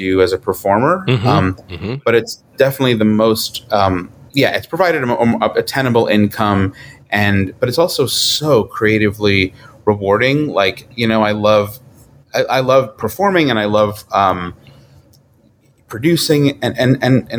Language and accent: English; New York, United States; moved away as an adult; now in Los Angeles, United States; I'm from New York. So, my family's there